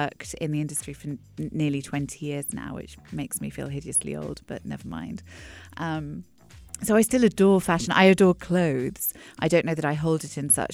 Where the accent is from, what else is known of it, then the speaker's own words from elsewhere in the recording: England, United Kingdom; when I was growing up in England, in a small town on the south coast, a small retirement village